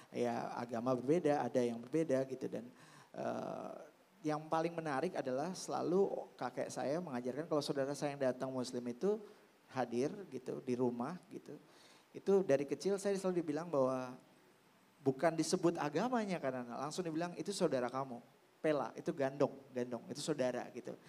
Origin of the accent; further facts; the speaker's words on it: Jakarta, Indonesia; saya lahir besar di Jakarta dan uh, kakek saya oma saya nenek saya ya sudah mengajarkan keberagaman itu